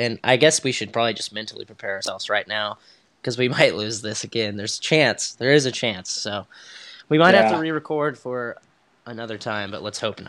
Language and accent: English; Topeka, Kansas, United States; we're both from Topeka